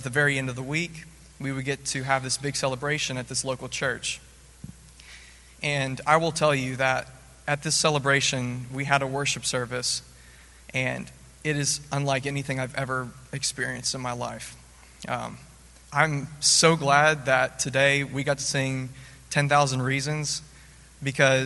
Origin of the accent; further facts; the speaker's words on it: Nashville, Tennessee, United States; I'm from Nashville, Tennessee. As a kid, I always grew up in the church